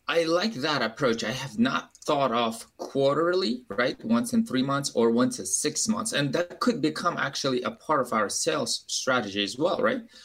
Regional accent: Uzbekistan; English is a second language; moved away as an adult; now in Baltimore, United States; I'm an immigrant from Uzbekistan

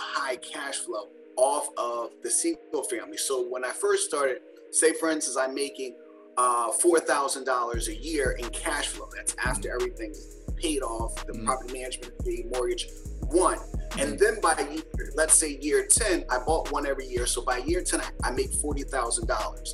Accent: Philadelphia, Pennsylvania, United States; I grew up in Philadelphia with 6 siblings, single parent household

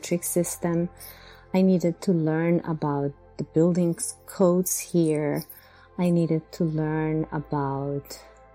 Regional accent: Bogota, Colombia; English is a second language; moved away as an adult; now in Long Island, United States; I come from Bogota, Colombia

